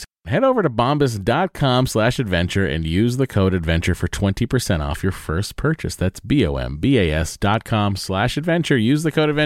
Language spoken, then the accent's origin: English; Lowell, Massachusetts, United States; moved away; I'm from Lowell.